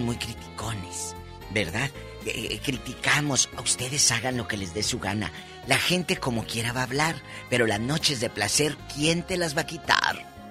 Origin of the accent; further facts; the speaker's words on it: Matamoros, Tamaulipas, Mexico; allá en mi tierra, en Matamoros